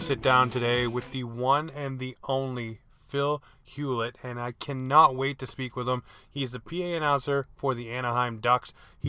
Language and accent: English; Toronto, Ontario, Canada; now in Halifax, Canada; I'm originally born and raised in Toronto, so you did get that connection right. And I moved here in 2003